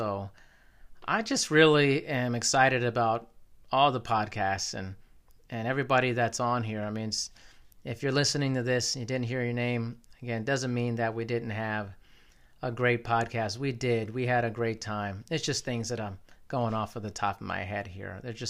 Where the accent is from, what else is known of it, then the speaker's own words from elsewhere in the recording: Germany; born there; I was born in Germany. I've lived there a couple times.